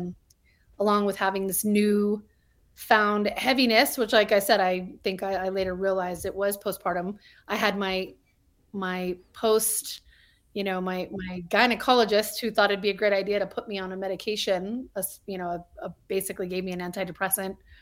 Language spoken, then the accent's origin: English; Albuquerque, New Mexico, United States; moved away as an adult; also born or lived in El Paso, Texas / Hollywood, California; I was born in El Paso, Texas, um, but I, for the better part, of growing up, grew up in Albuquerque, New Mexico.